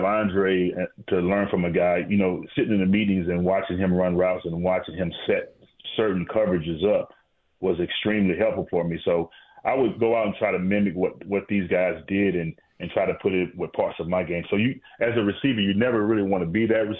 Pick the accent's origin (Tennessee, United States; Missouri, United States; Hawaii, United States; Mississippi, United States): Mississippi, United States; I think being growing up in Mississippi and getting recognized in a place in Buffalo, New York